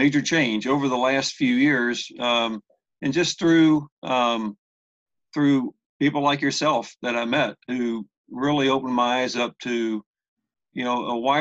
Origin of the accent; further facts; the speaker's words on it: Houston, Texas, United States; moved away as an adult; also born or lived in Southern Indiana; now in Atlanta, United States; I'm from Texas, born and raised in Houston